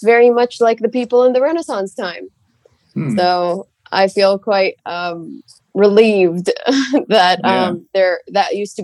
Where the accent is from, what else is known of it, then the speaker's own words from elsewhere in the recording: Saudi Arabia; I'm from Saudi Arabia